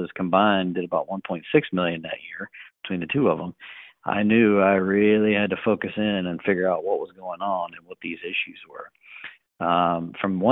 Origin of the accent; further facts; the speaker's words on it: North Carolina, United States; I'm from North Carolina originally